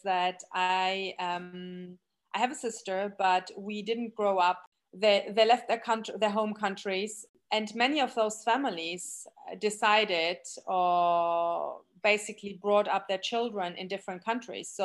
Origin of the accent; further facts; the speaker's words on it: Germany; moved away; we grew up in Germany